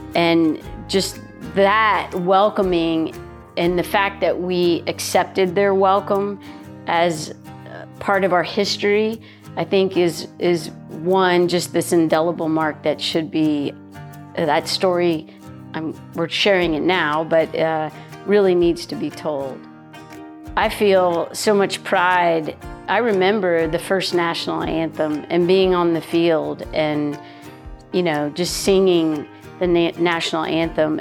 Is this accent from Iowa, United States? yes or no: no; Florida, United States; I grew up in Florida.